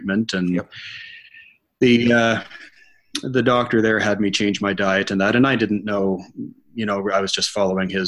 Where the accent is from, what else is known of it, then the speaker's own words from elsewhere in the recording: Ottawa, Ontario, Canada; now in Peterborough, Canada; born and raised in Ottawa, which is about 3 hours from here, moved to Peterborough when I was 19 to go to Trent University, married a local girl and never left